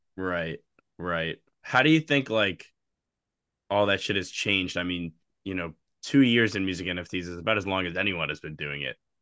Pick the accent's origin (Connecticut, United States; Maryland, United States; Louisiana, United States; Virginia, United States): Maryland, United States; Baltimore; moved away as an adult; now in Washington, D.C., United States; I'm from Baltimore, but I've been, I've been living in D C for a little over a year now